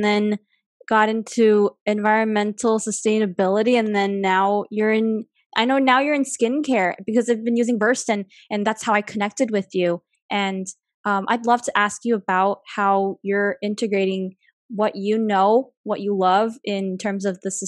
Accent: New York, United States; I'm from New York.

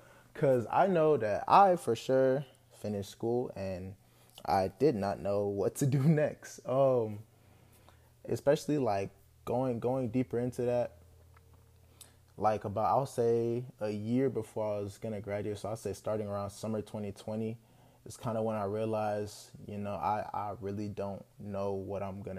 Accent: Houston, Texas, United States; I'm a Nigerian American from Houston, Texas. I went to school here in Texas, pretty much been in Texas all my life, so this is kind of all I know

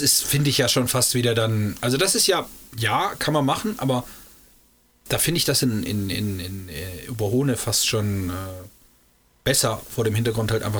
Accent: Eschwege area, Hesse, Germany; wir kommen aus, dem, aus der Flairstadt

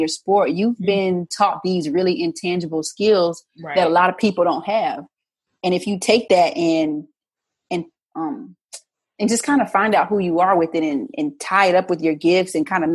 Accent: Arizona, United States; I grew up in Arizona

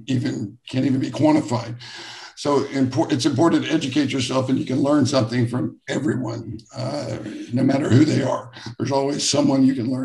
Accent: Jacksonville, Florida, United States; I grew up here in the same town that I live in now, Jacksonville, Florida

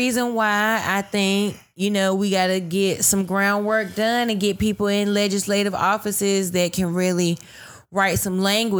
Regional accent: United States; this is me as a black woman born mm-mm-mm. in America, an American citizen. Okay. Yes. I am American. My right. nationality, I'm from America.

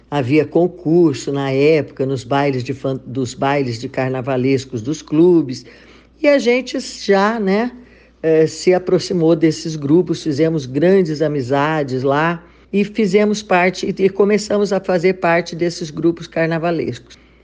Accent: Rio de Janeiro, Brazil; moved away as an adult; now in Bauru, Brazil; eu sou carioca, morava no Rio de Janeiro.

